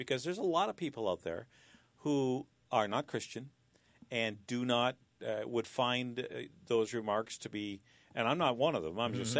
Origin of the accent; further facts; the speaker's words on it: Canada; That's the American experience. We're Canadian.